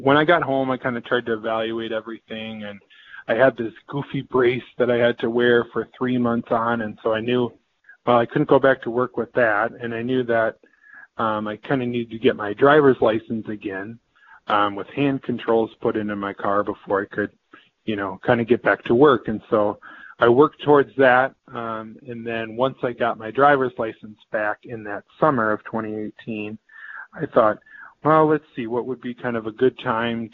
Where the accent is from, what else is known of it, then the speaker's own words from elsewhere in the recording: Central Wisconsin, United States; I am from Central Wisconsin area